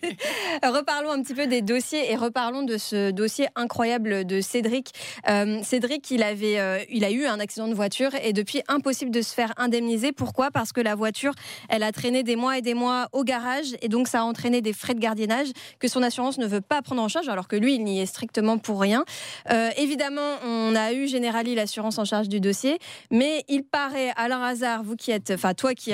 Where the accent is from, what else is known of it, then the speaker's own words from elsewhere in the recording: Yvelines, Île-de-France, France; moved away; je suis née dans les Yvelines.